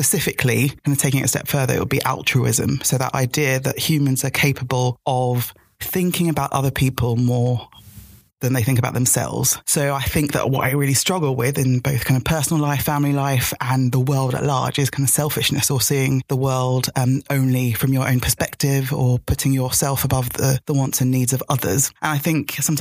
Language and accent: English; Lagos, Nigeria; I was born in Lagos